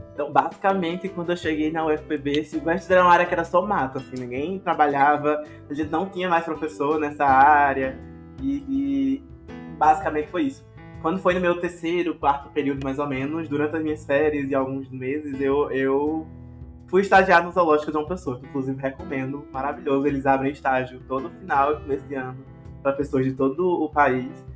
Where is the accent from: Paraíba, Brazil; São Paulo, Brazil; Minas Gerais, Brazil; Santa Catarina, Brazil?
Paraíba, Brazil; Areia; Eu sou de uma cidade chamada Areia, que é na Paraíba